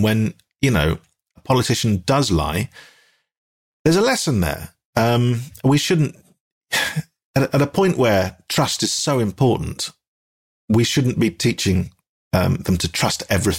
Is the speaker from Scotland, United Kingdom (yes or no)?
yes; Dundee, Scotland, United Kingdom; accent: Dundonian; I was from Dundee, and that's quite a strong accent as well